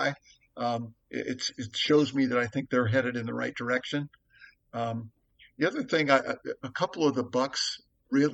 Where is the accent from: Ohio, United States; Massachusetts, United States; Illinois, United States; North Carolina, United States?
Ohio, United States; Dayton; moved away; I'm from Dayton originally, so I, followed the Dayton Flyers